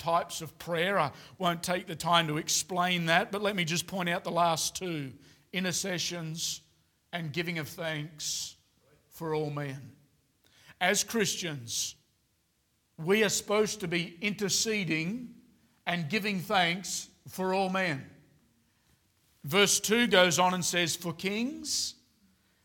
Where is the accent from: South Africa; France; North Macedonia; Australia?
Australia; now in Queensland, Australia; as an Australian man